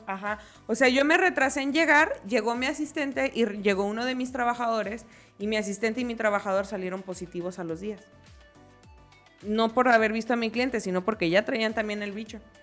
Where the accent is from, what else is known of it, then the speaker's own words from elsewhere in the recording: Jalisco, Mexico; nosotras somos de Jalisco, somos quillitas.